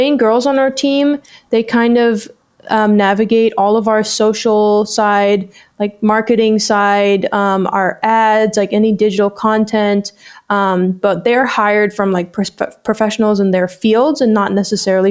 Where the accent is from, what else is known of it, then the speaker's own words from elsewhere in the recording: Hong Kong; moved away as an adult; now in Canada; I moved here about 3 years ago from Hong Kong. I grew up in Hong Kong.